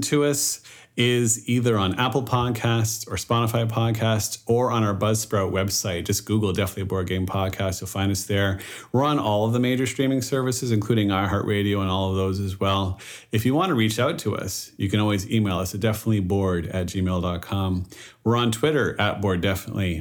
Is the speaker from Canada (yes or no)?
yes; Canada; I was born and raised in Canada, my French ability is less